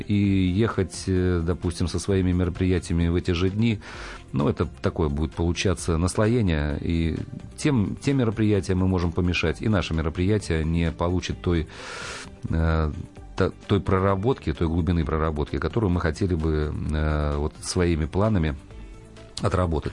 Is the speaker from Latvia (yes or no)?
no; Belarus; also born or lived in Kazakhstan; now in Smolensk, Russia; в 1974 году наша семья переехала э, из Казахстана и переехала в Белоруссию. Поэтому я в Беларуси э, учился в школе